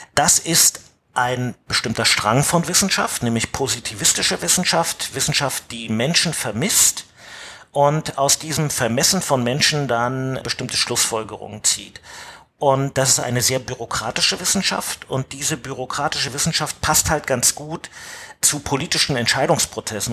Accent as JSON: {"language": "German", "region": "East Germany", "country": "Germany", "said": "Also ähm, ich bin Ossi. Ja, und irgendwann hat das Land, in dem ich gelebt habe, sich sozusagen einem anderen Land angeschlossen"}